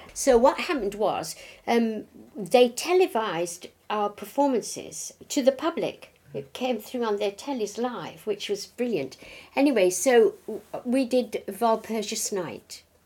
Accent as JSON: {"language": "English", "town": "Hull", "region": "Yorkshire and the Humber", "country": "United Kingdom", "tie": "born or raised there", "said": "I was born in Hull"}